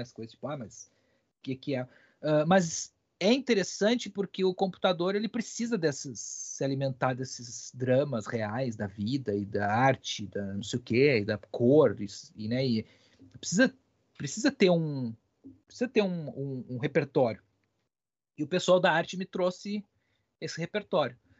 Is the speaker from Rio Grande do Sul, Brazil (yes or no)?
yes; Ibirubá, Rio Grande do Sul, Brazil; moved away; eu sou do interior, né, do Rio Grande do Sul, sou de Ibirubá, que é uma cidade bem pequenininha lá